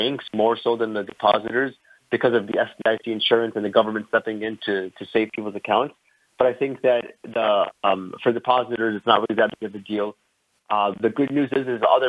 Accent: Chicago, Illinois, United States; I'm from Chicago, Illinois, born and raised here.

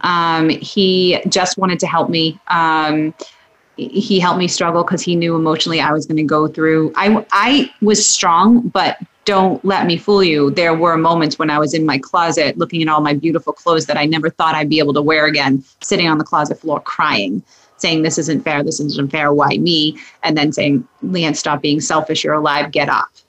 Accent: Massachusetts, United States; moved away as an adult; also born or lived in New Hampshire; I'm from Massachusetts. Met my husband, moved up to New Hampshire

